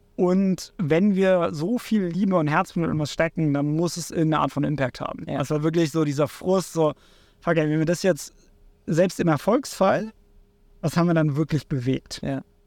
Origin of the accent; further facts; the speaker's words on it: Cuxhaven, Lower Saxony, Germany; moved away as an adult; also born or lived in Hamburg; Ich komme ursprünglich aus Cuxhaven, ähm, von der Nordseeküste.